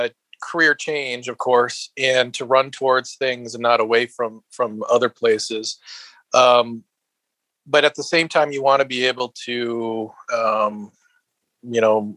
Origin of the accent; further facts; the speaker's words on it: Minnesota, United States; moved away as an adult; now in Texas, United States; There's a little bit of cultural change, obviously, you know, not being from Texas, a bit different from Minnesota, although it still feels like a bit like home.